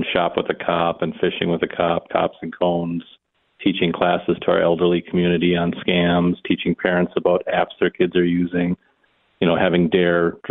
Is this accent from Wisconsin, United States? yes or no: no; New Brighton, Minnesota, United States; I grew up in New Brighton, yeah, just north of the cities there